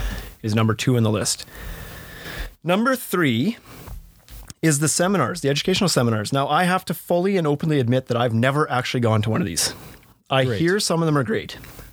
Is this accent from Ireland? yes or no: no; British Columbia, Canada; because you're from Rhode Island and I'm from British Columbia